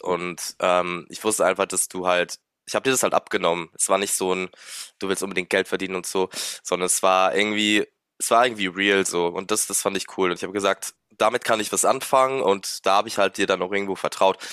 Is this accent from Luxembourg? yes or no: yes; Luxembourg; moved away as an adult; now in Mannheim, Germany; ich bin 29 und bin gebürtiger Luxemburger tatsächlich